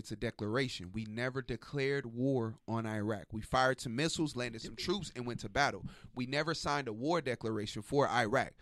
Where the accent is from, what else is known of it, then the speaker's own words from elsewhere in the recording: United States; I'm an American.